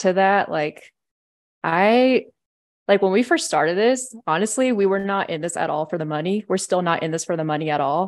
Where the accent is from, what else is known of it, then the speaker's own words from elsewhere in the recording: San Diego, California, United States; moved away as an adult; now in Denver, United States; I'm from San Diego, and so I moved out here to Colorado in twenty fourteen to go to C S U